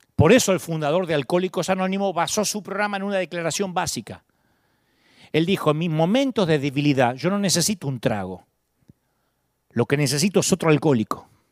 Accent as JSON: {"language": "Spanish", "town": "Billinghurst", "region": "Buenos Aires Province", "country": "Argentina", "tie": "born or raised there", "moved": "yes", "lives_now": "California, United States", "said": "ni elegí nacer en Billinghurst"}